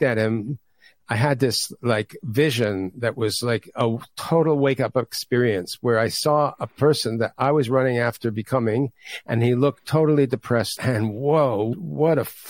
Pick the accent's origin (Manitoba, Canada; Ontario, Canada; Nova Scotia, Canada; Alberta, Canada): Ontario, Canada; Toronto; moved away; I grew up in Toronto, Canada, originally